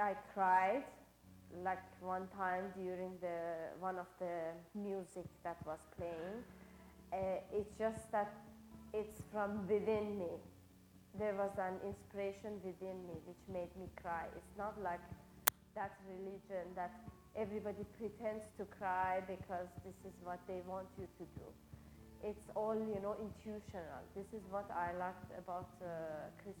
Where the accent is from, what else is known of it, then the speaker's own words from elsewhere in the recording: Iran; moved away; I'm from Iran.